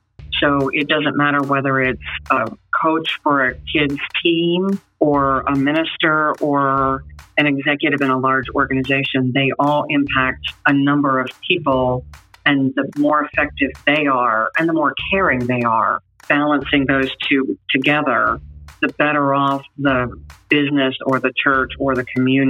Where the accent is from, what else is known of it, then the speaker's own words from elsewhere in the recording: Munich, Bavaria, Germany; born there; I was born in Munich, Germany, as the daughter of a military officer and a mom who followed the military officer to Germany.